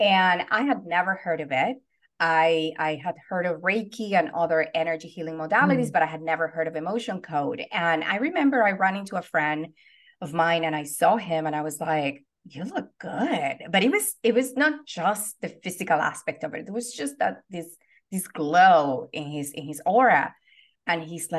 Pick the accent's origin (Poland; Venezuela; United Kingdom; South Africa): Venezuela; English is a second language; now in Los Angeles, United States; I am originally from Venezuela. And I've been in the United States since 1998. So I've been in the States longer than what I was, you know, living in Venezuela, but I have not lost the accent